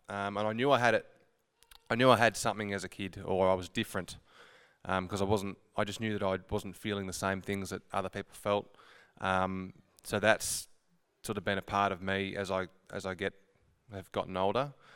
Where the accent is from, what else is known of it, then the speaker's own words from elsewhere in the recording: Horsham, Victoria, Australia; I'm born and bred Horsham. Um, I grew up in Haven.